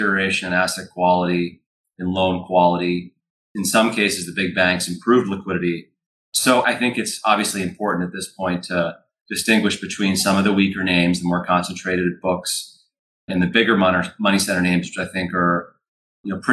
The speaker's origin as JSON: {"language": "English", "town": "Hingham", "region": "Massachusetts", "country": "United States", "tie": "born or raised there", "also_born_or_lived": "Winchester, Massachusetts", "said": "born and raised in the Boston area. I grew up in Hingham, Mass. On the South Shore"}